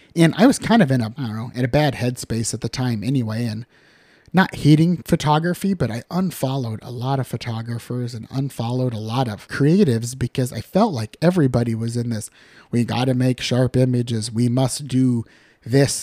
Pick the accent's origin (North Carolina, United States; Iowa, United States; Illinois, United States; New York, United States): Iowa, United States; Dunlap; also born or lived in Pisgah, Iowa / Linn County, Iowa; now in Cedar Rapids, United States; I grew up in Dunlap, thousand people or less